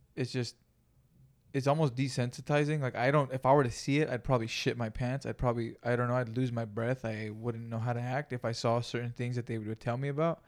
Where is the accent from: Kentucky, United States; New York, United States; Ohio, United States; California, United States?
California, United States; Greenfield; moved away; I grew up in Greenfield, California